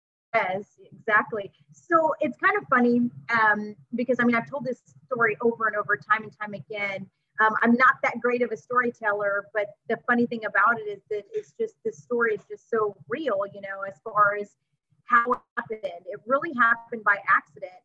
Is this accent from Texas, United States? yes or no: yes; Texas City, Texas, United States; I'm from Texas City, Texas, so for me, right down the street is Pima Boardwalk